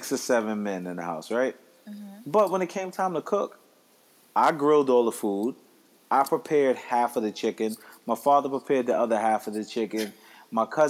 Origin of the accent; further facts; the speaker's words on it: Ghana; I'm Ghanaian.